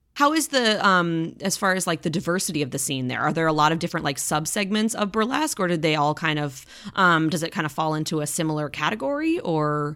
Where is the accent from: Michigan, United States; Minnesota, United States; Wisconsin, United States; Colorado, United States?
Wisconsin, United States; Eau Claire; now in Florida, United States; I was born and raised in Eau Claire